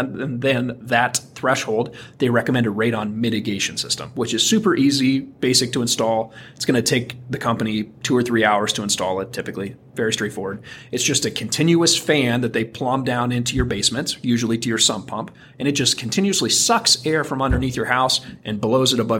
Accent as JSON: {"language": "English", "town": "Athens", "region": "Ohio", "country": "United States", "tie": "born or raised there", "said": "I grew up in Athens, Ohio"}